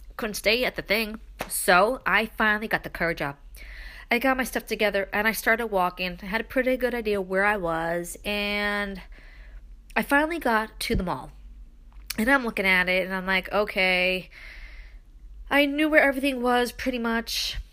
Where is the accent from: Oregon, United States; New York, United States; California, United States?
New York, United States; New York City; I am from Brooklyn